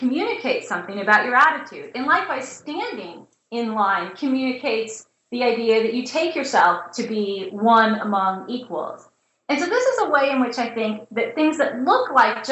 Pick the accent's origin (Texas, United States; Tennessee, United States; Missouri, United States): Missouri, United States; St. Louis; moved away as an adult; also born or lived in Indiana / North Carolina; I'm a Midwesterner. I grew up in St. Louis and went to college in Indiana.